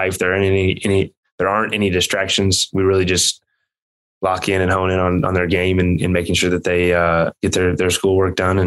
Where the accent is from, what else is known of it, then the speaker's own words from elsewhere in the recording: Kansas, United States; I grew up in Kansas.